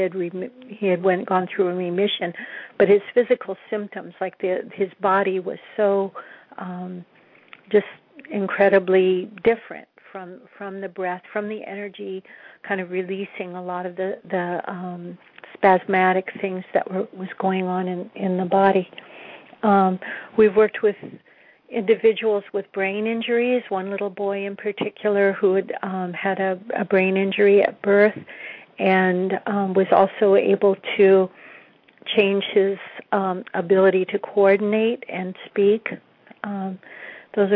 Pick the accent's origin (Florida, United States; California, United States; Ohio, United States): California, United States; San Diego; moved away; I grew up in San Diego, so it's always like coming home to go to San Diego